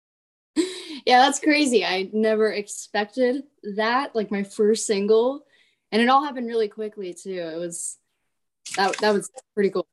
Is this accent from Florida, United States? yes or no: yes; Florida, United States; perform for my hometown